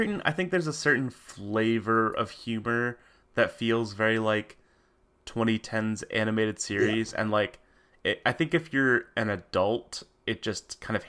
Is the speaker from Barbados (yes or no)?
no; Canada; I'm Canadian, so my schedule was different than the norm.